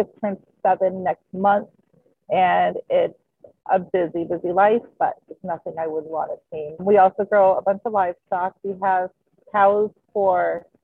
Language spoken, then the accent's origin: English; Alberta, Canada; moved away as an adult; now in Michigan, United States; I grew up in Alberta, Canada.